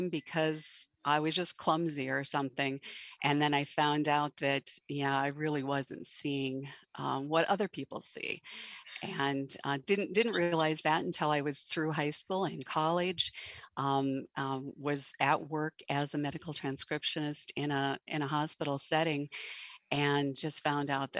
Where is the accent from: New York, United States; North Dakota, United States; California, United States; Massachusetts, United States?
North Dakota, United States; Western; I am from North Dakota, and I grew up on a ranch in Western North Dakota.